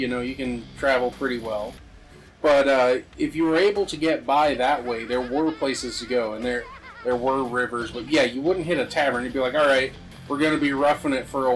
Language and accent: English; United States; my hometown is over 400 years old